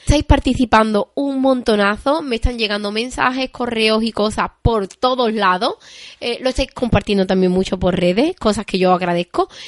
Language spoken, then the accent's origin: Spanish; Seville, Andalusia, Spain; yo soy de Sevilla